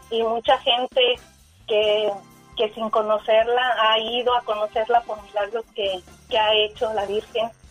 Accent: Jalisco, Mexico; now in United States; en Jalisco, de donde yo soy

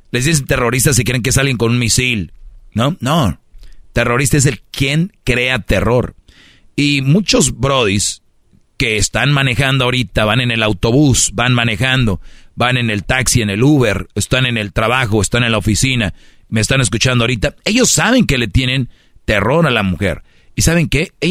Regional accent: Monterrey, Nuevo León, Mexico; Yo soy regio

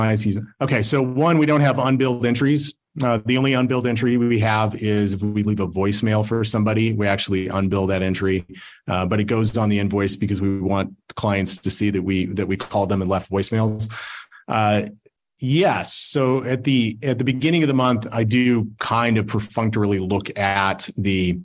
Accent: Salt Lake City, Utah, United States; I'm from Salt Lake

